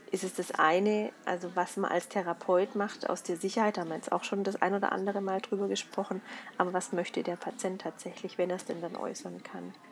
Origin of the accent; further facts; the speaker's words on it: Swabia, Germany; da muss ich als Schwabe kommen